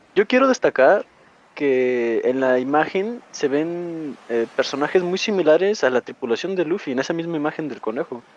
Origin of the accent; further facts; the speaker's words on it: Mexico; yo soy de México